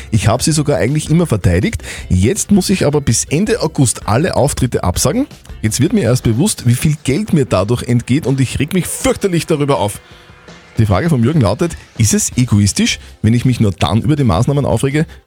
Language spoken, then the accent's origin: German; Bavaria, Germany; Ich bin ein Bayer, das ist ein großer Unterschied.